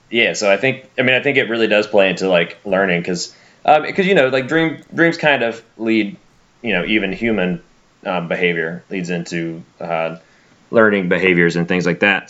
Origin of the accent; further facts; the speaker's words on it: Alabama, United States; now in South Florida, United States; where I grew up in Alabama